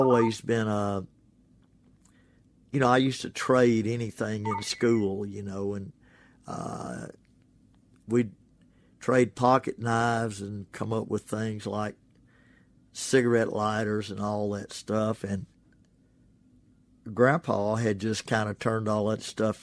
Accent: Ashland, Mississippi, United States; now in Oxford, United States; My home is Oxford, Mississippi. My hometown is Ashland, Mississippi

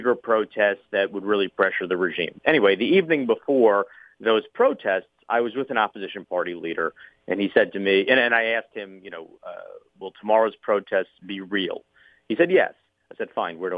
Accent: United States; also born or lived in Cairo, Egypt; being an American

